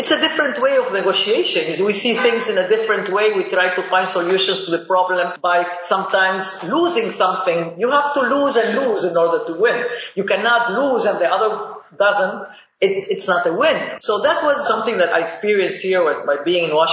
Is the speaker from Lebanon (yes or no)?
yes; Lebanon; also born or lived in Boston, United States; now in United States; the Middle East, where I'm from. I'm from Lebanese origin, and the war in Lebanon is what brought me here to the United States.